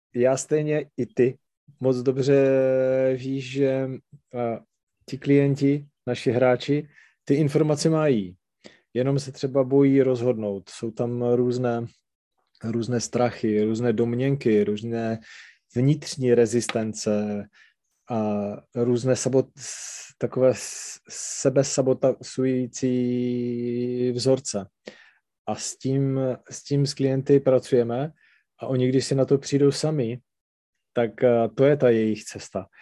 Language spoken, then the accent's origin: Czech; Třinec, Moravian-Silesian Region, Czechia; accent: Silesian dialect; first language Silesian dialect; Czech is a second language; to specifické nářečí, to sleské, a říkám, takhle se tady bavit nebudeme, protože tohle byl můj rodný jazyk a čeština, tu jsem si až musel naučit jako druhou